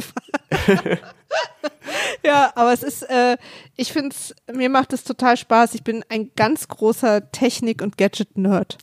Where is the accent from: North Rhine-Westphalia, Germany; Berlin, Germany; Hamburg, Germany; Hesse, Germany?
Berlin, Germany; als Berliner